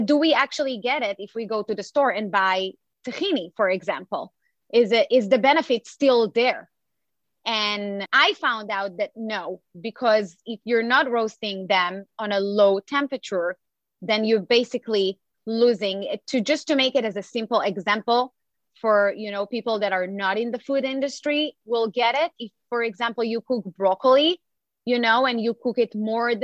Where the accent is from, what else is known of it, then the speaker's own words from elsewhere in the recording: Israel; English is a second language; now in United States; I was born and raised in Israel